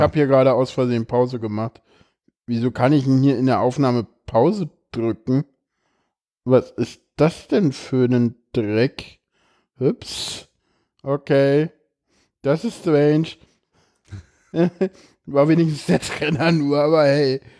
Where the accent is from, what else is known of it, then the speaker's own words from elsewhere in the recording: East Germany, Germany; ich komme aus dem Osten.